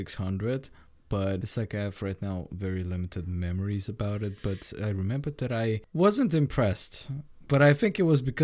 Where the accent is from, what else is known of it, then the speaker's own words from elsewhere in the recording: Bulgaria; first language Bulgarian; English is a second language; moved away; also born or lived in Sweden; I'm Bulgarian by nationality. Okay. So Bulgarian is my mother language. English is my pseudo second mother language.